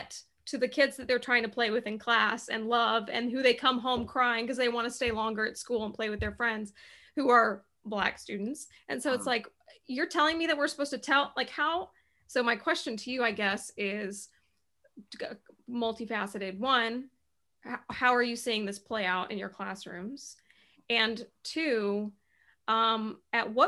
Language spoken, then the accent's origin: English; Charlotte, North Carolina, United States; moved away as an adult; now in Cleveland, United States; I used to live in Charlotte, North Carolina. I'm from Charlotte and we moved to Cleveland, Ohio